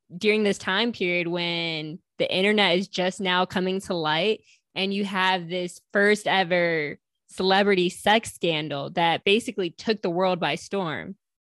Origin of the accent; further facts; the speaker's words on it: New York, United States; I'm from New York